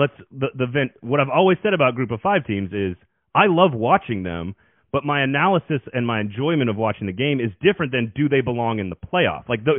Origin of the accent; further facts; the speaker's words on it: Texas, United States; I grew up in Texas as well.